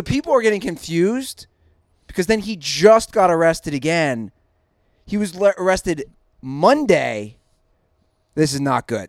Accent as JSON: {"language": "English", "town": "Cincinnati", "region": "Ohio", "country": "United States", "said": "I'm even from Cincinnati"}